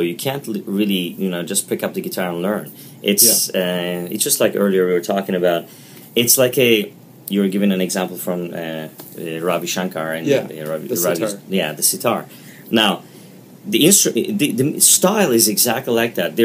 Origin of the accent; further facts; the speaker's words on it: Istanbul, Turkey; now in Waterloo, Canada; When I was growing up in Turkey